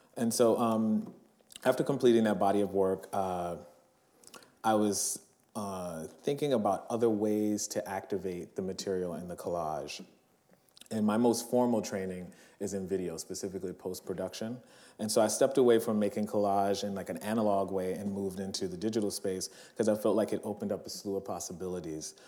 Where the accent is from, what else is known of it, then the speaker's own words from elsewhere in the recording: New Orleans, Louisiana, United States; moved away; my hometown, New Orleans